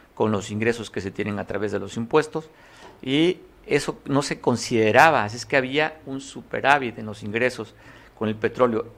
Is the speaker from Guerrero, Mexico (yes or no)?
yes; Guerrero, Mexico; los guerrerenses estamos, somos una raza de bronce